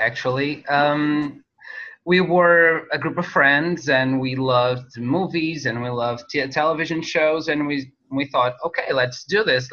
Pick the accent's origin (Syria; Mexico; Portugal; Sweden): Portugal; North; we're based in Portugal, in my hometown, Oliveira das Meis